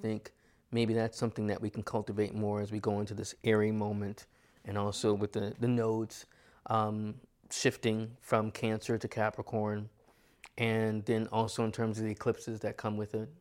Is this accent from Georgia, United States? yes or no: no; New York, United States; as a New Yorker